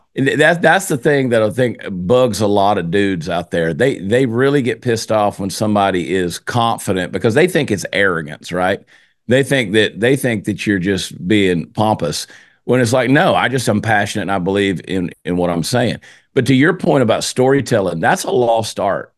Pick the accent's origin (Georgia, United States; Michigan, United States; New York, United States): Georgia, United States; moved away as an adult; now in Texas, United States; I'm from Georgia. I live in Texas now. I've been in Texas now for 22 years, but I grew up in Georgia.